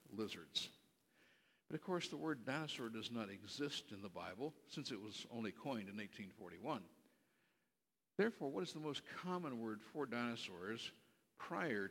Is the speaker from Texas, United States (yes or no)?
no; Berkeley, California, United States; I was born out in California, raised on the campus at Cal Berkeley